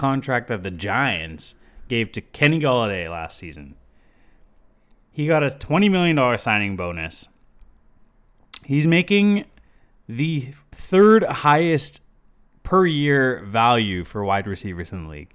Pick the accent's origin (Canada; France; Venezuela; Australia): Canada; Toronto, Ontario; We're from Toronto